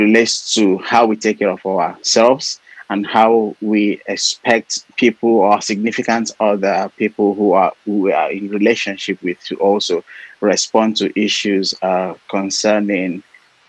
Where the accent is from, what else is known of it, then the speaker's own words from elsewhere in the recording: Nigeria; moved away as an adult; now in United Kingdom; I'm Nigerian. I work in the NHS. I've been in the country for about 6 years now